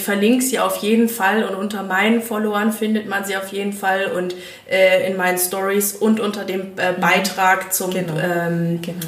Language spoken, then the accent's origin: German; East Frisia, Lower Saxony, Germany; moved away; aus meiner alten Heimat Norddeutschland direkt von Ostfriesland